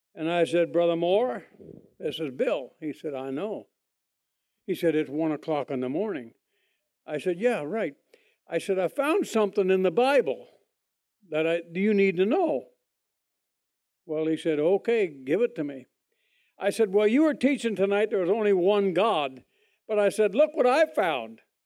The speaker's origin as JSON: {"language": "English", "town": "Toronto", "region": "Ontario", "country": "Canada", "tie": "born or raised there", "moved": "yes", "said": "I was born in Canada, Toronto, Canada, a long, long, long, long time ago"}